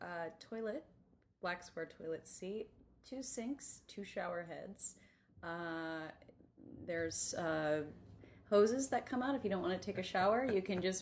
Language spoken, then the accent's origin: English; Evanston, Illinois, United States; moved away; I'm from Evanston, Illinois.